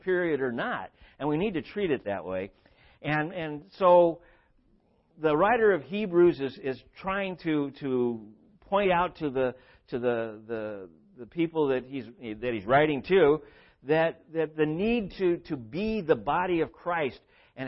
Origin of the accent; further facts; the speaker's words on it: Southern California, United States; I grew up in Southern California